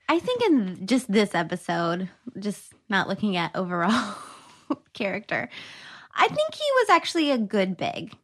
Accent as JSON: {"language": "English", "region": "the South", "country": "United States", "said": "I'm from the South"}